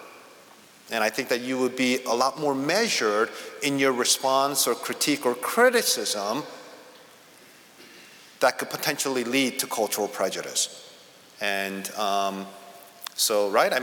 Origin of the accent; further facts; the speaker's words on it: Northeast, United States; I come from the Northeast